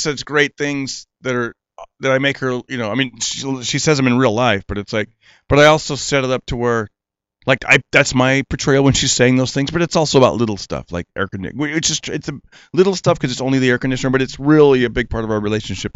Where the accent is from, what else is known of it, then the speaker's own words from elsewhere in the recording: Fresno, California, United States; my hometown